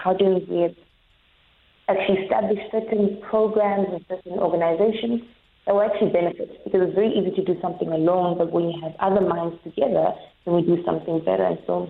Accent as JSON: {"language": "English", "town": "Johannesburg", "region": "Gauteng", "country": "South Africa", "lives_now": "Cape Town, South Africa", "said": "from Johannesburg."}